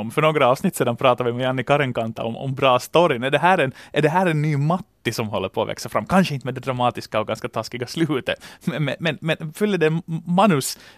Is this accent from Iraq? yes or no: no; Finland; Och för tillfället som finländare, så man kan inte gå förbi den här kampen om Maurice Richard-trofén